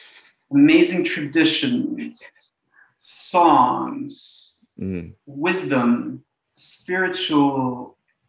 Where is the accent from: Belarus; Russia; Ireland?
Russia; also born or lived in New York, United States; now in Philadelphia, United States; I was born in Russia, which was the USSR